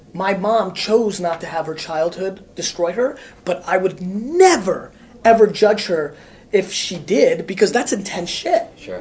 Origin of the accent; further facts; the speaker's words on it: United States; also born or lived in Russia; I grew up in America